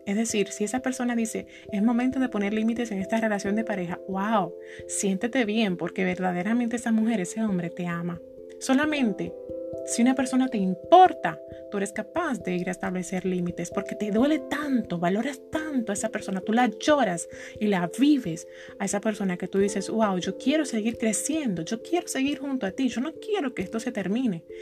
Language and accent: Spanish; Santo Domingo, Distrito Nacional, Dominican Republic; yo soy de aquí de Santo Domingo